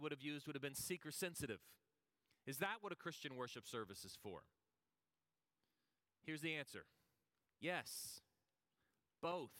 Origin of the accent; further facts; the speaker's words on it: the Texas coast, United States; I grew up on the Texas coast and grew up close to water.